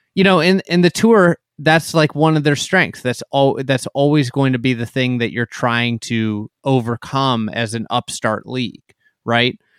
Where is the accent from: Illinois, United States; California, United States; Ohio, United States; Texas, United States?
Illinois, United States; Chicago; I'm a Chicagoan